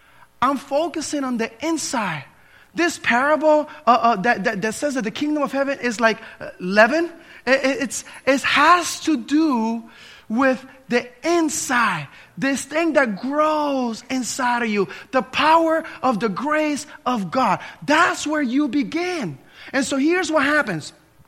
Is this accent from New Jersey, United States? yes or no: yes; New Jersey, United States; In this church that I grew up in New Jersey, they were all caught up on how you behave or didn't behave.